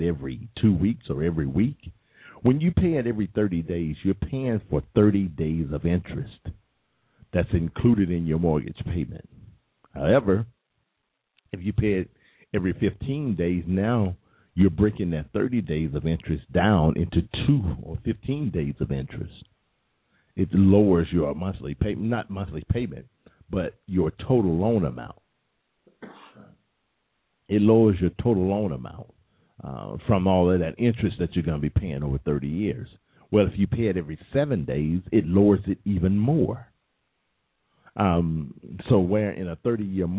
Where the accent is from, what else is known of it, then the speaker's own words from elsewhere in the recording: United States; I'm American